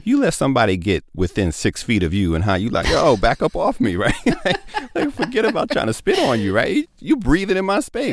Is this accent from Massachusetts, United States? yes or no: no; New York City, New York, United States; I grew up in the Cornerstone Baptist Church on the corner of Madison and Lewis and Bedford Stuyvesant, Brooklyn, New York